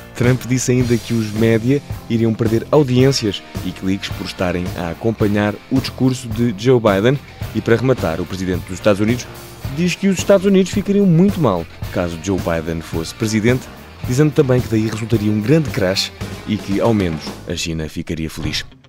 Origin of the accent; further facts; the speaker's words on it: Portugal; em Portugal, desde pequenos, somos ensinados